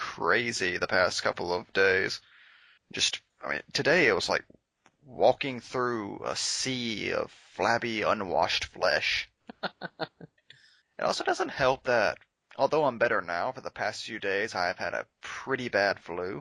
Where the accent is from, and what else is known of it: Alabama, United States; born or raised there